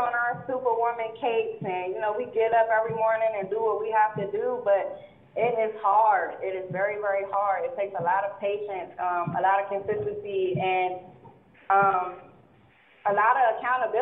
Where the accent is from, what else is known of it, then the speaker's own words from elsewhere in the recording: Landover, Maryland, United States; I'm from Landover, Maryland.